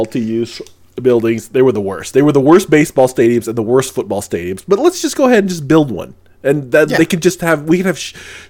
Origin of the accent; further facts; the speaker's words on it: St. Louis, Missouri, United States; When I grew up in St. Louis, Missouri